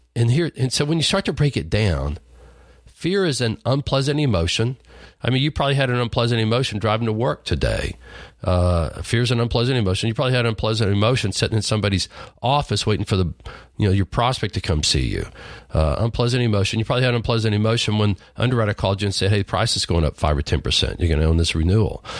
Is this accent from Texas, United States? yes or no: yes; Lubbock, Texas, United States; a redneck farm boy growing up in Lubbock, Texas